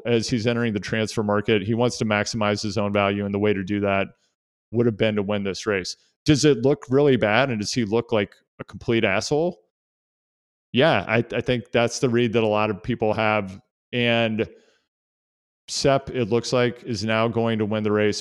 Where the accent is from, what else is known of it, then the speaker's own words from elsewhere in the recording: United States; as an American cycling fan